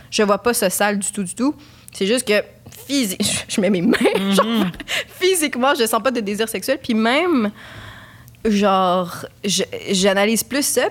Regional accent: Quebec, Canada; je suis québécoise d'origine chilienne

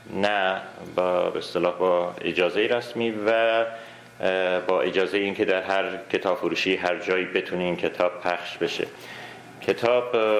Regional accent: Iran; moved away as an adult; also born or lived in Urmia; now in Canada; من حدود سی ساله در کانادا زندگی کنم 21 سالم بود از ایران اومدم

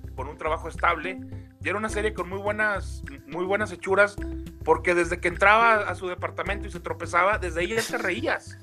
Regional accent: Mexico; somos muy los mexicanos así

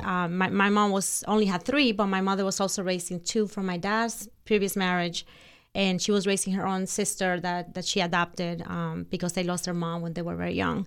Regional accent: Santo Domingo, Distrito Nacional, Dominican Republic; English is a second language; moved away; I was born in Santo Domingo, which is the capital of Dominican Republic

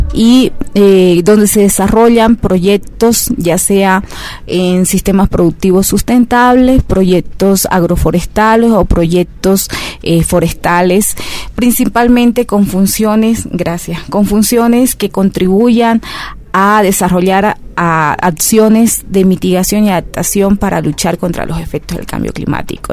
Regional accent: Bolivia; nosotros como bolivianas y bolivianos

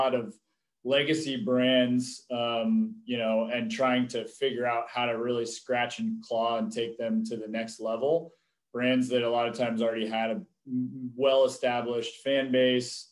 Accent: Seattle, Washington, United States; moved away; also born or lived in Los Angeles; I'm originally from Seattle, and so it's pretty serendipitous that I made my way back here

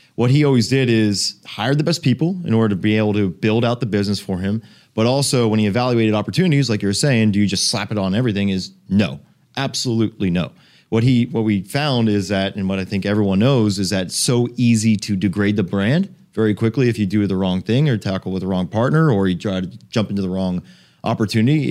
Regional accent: South Florida, United States; I grew up here in South Florida, went to school at University of Miami. This is my hometown here

